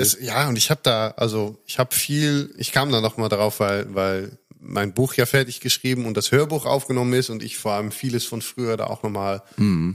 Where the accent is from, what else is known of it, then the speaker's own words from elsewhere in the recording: Netherlands; now in Germany; als Holländer